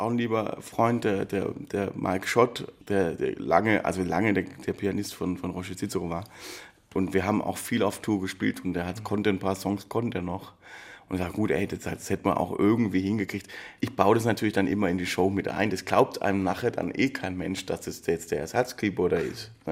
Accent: Baden-Württemberg, Germany; wo wir als, als Schwabe oder überhaupt, wo du selten irgendwie dran vorbeikommst

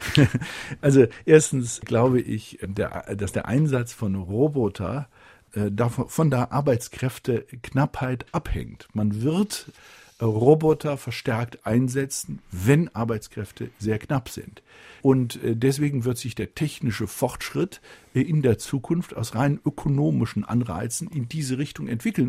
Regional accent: Germany; wir ähm, sind in der Verantwortung als Deutsche.

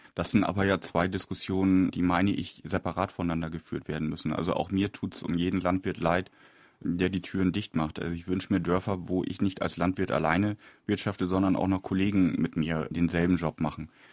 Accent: Lower Saxony, Germany; innerhalb Niedersachsens, wo ich herkomme

